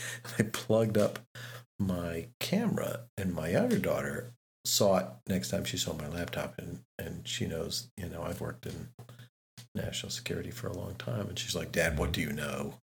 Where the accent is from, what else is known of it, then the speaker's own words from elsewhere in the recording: United States; I'm the American in the group